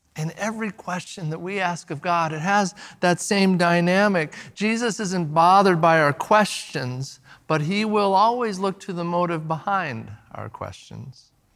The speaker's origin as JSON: {"language": "English", "area": "the Northwest", "region": "Pacific Northwest", "country": "United States", "said": "now we're from the Northwest"}